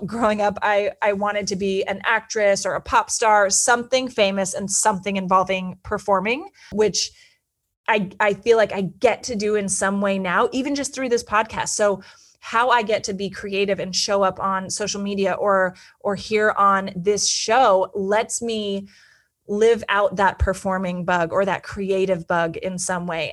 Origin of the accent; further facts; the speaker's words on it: Petaluma, California, United States; moved away as an adult; also born or lived in Santa Barbara / New York City; I grew up in Northern California in a small town called Petaluma, which is in Sonoma County